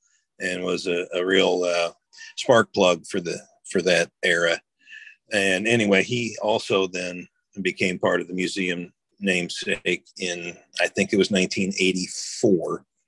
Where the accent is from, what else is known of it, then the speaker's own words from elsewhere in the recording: Nokomis, Illinois, United States; Yeah, I grew up in Nokomis. It's a town of about 2,200 people. It's about an hour and a half northeast of St. Louis, so Cardinal country for the most part.